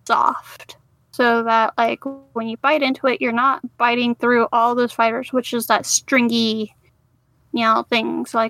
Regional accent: North Carolina, United States; now in Florida, United States; I currently live in Florida and Zach is in South Carolina. Yeah. So I am missing some things from home and we're both from North Carolina.

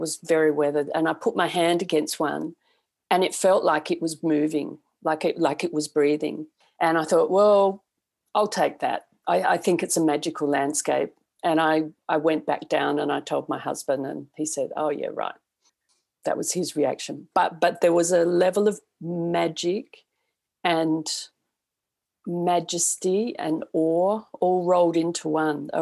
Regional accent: Australia; moved away; also born or lived in Texas; I come from Australia

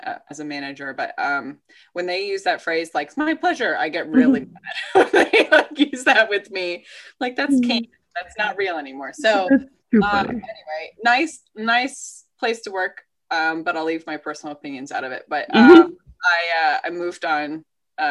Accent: Georgia, United States; moved away as an adult; also born or lived in Ithaca, New York / New Jersey; born and raised in Georgia, but I don't have deep Georgia roots at all

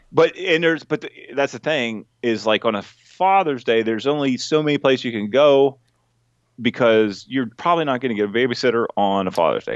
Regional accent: Dillsburg, Pennsylvania, United States; I got a brewery in my hometown

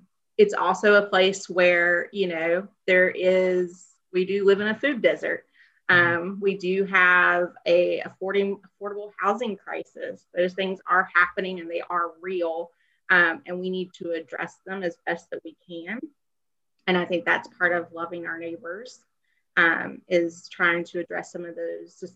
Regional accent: the South, Southern United States, United States; as a Southerner, as a woman

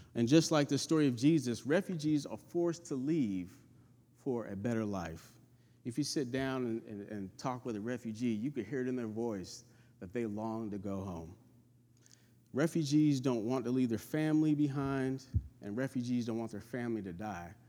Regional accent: California, United States; moved away as an adult; now in North Carolina, United States; I was born and raised in California, and I moved in the South in my twenties

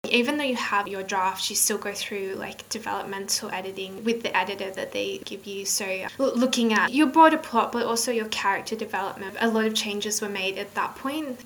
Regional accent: Australia; also born or lived in northern England; now in England, United Kingdom; I'm from Australia

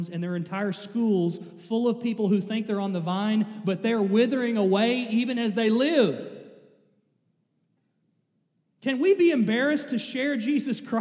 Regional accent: Kentucky, United States; I'm from Kentucky.

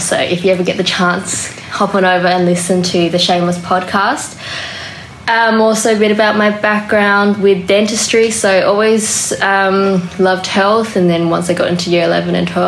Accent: Adelaide, South Australia, Australia; accent: bogan; born and raised in Adelaide

